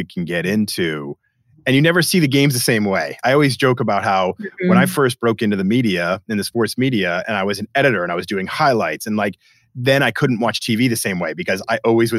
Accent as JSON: {"language": "English", "town": "Boston", "region": "Massachusetts", "country": "United States", "tie": "born or raised there", "said": "my hometown team, the Boston Red Sox."}